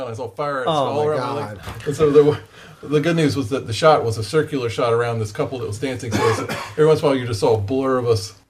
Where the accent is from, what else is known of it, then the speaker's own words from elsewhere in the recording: Wilmington, North Carolina, United States; I grew up in Wilmington, North Carolina, and they have a movie studio there.